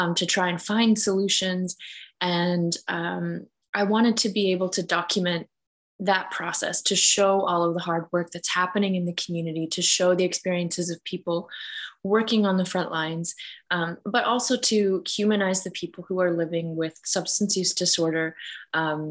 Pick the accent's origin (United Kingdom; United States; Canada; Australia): Canada; Kainai, southern Alberta; I am Blackfoot from Gana or Kainai in southern Alberta